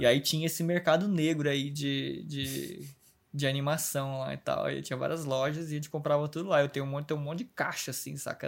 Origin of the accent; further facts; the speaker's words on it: Osasco, São Paulo, Brazil; also born or lived in Minas Gerais; eu nasci em Minas, assim, só que eu sou. Eu morei um ano em Minas Gerais, assim, e o resto da minha vida toda é em Osasco, saca? São Paulo